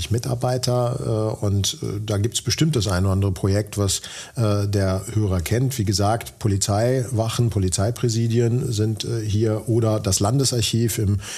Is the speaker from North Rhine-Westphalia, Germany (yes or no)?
yes; Dortmund, North Rhine-Westphalia, Germany; Ich bin 49 Jahre alt, Bauingenieur von Hause aus, komme gebürtig aus Dortmund, unweit von hier und äh, Bochum.